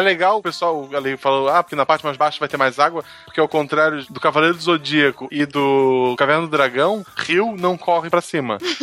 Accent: Florianópolis, Santa Catarina, Brazil; eu nasci em Florianópolis

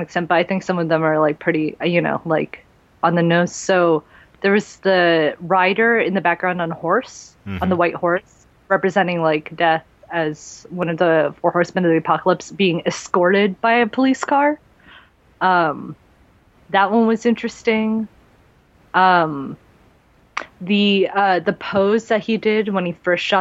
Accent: United States; I am Korean American.

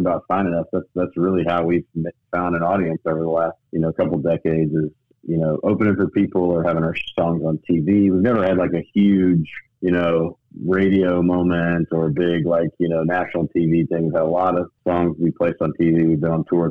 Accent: Memphis, Tennessee, United States; also born or lived in Knoxville, Tennessee / Nashville, Tennessee; I moved back home to Memphis, my hometown.

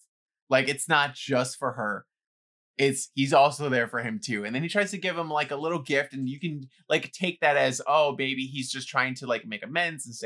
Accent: New York City, New York, United States; growing up in the Bronx with like people trying to break into your apartment

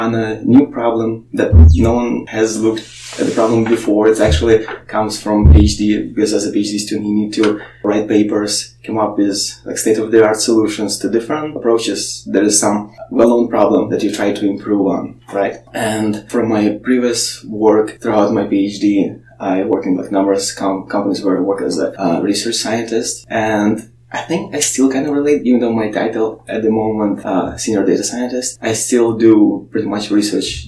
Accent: Ukraine; moved away as an adult; I grew up in Ukraine

